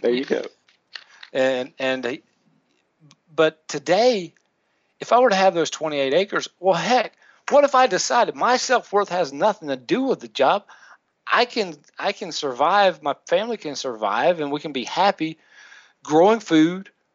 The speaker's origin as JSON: {"language": "English", "region": "the South", "country": "United States", "tie": "born or raised there", "said": "we we grew up in the South, so we had Winn Dixie."}